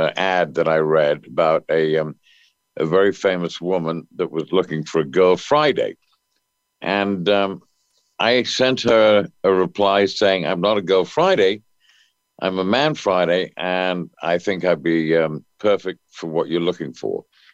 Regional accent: England, United Kingdom; moved away; Well, I moved from England in about 1970. I went to Los Angeles in 1970.

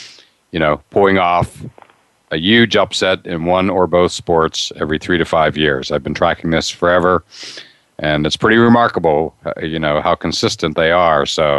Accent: Western Pennsylvania, United States; I grew up in Western PA.

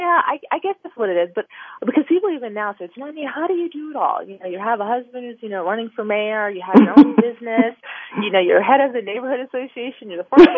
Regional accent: Kensington, Maryland, United States; where I grew up, I grew up in Kensington, Maryland, which is a, you know, suburban neighborhood, in Maryland

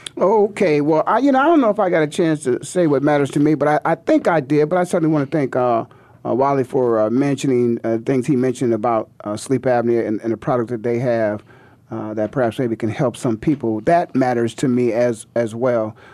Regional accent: Canton, Ohio, United States; I'm from Canton, Ohio

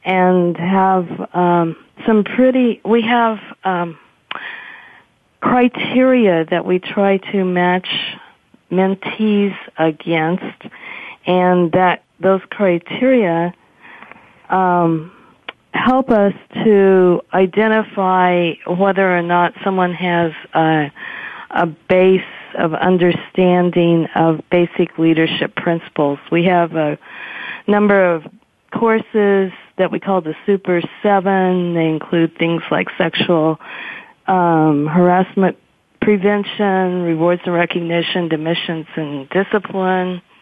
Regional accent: Midwest, United States; I am also a Midwesterner from my origins

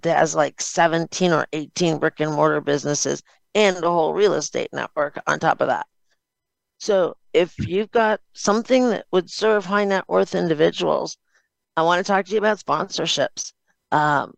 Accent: Chicago, Illinois, United States; also born or lived in Cleveland, Ohio; I was born in Cleveland, Ohio, moved to Chicago, Illinois when I was in the third grade.

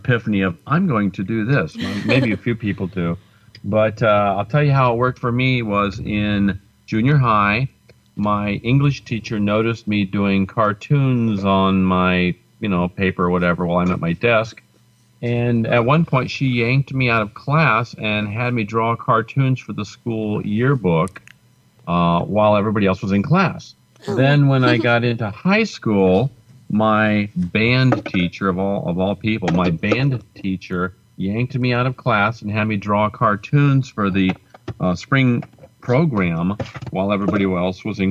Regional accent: Indiana, United States; now in Colorado, United States; growing up in Indiana, anybody knows the humidity back in Indiana is around 95% humidity

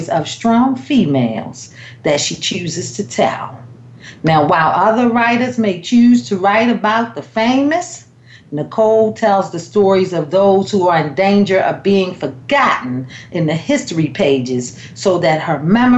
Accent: Maryland, United States; Maryland, my hometown

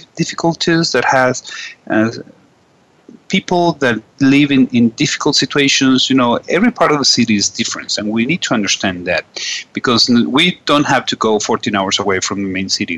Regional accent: Venezuela; also from Venezuela

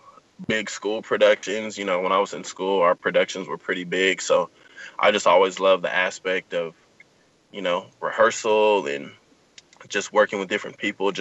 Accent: Southern California, United States; Born and raised in Southern California

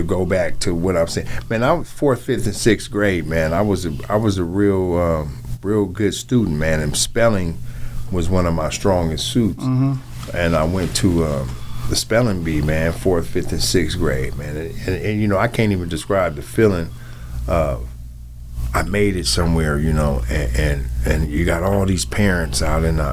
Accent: Seattle, Washington, United States; also born or lived in Wichita, Kansas; I grew up here in Seattle.

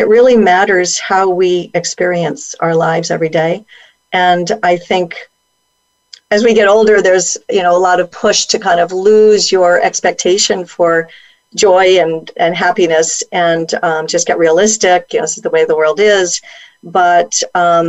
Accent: Bloomfield, Connecticut, United States; I grew up right near Hartford and Bloomfield, and, you know, kind of a suburban growing up, small town, middle

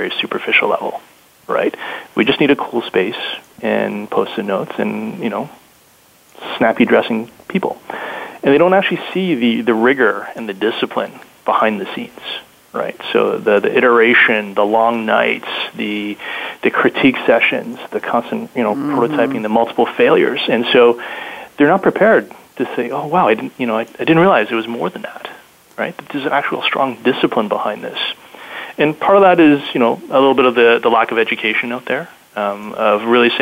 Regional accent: Canada; being Canadian

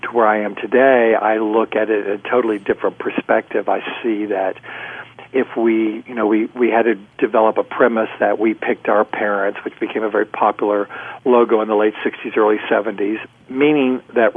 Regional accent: Houston, Texas, United States; I was raised in Houston, Texas

